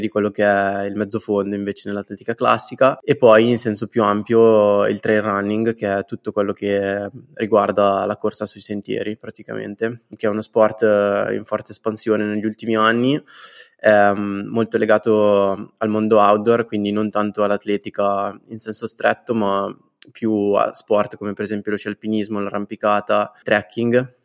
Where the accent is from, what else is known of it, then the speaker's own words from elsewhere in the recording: Guanzate, Lombardy, Italy; del mio paese, Guanzate, in provincia di Como